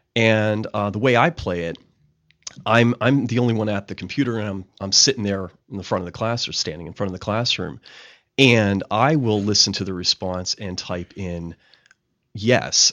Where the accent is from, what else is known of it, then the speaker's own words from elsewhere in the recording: Pittsburgh, Pennsylvania, United States; moved away; also born or lived in West Virginia; I'm originally from Pittsburgh, Pennsylvania